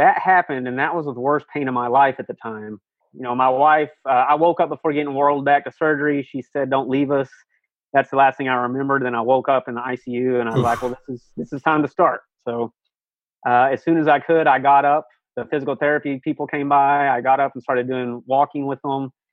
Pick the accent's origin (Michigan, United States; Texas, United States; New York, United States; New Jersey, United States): Texas, United States; I'm from Texas